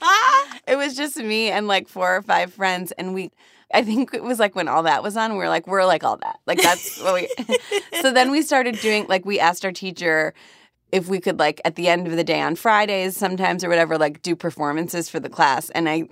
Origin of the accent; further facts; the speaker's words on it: Cleveland, Ohio, United States; moved away as an adult; So I grew up in Cleveland.